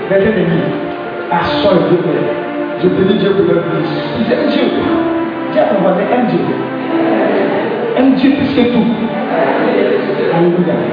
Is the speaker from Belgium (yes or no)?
no; Abidjan, Côte d’Ivoire; je suis de Yopougon.